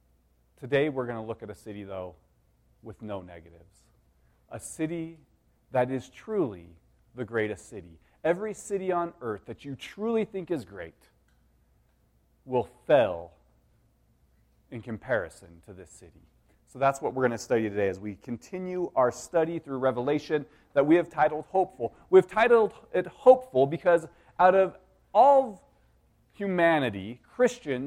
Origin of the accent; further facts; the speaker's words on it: Denver, Colorado, United States; growing up in Denver, I loved it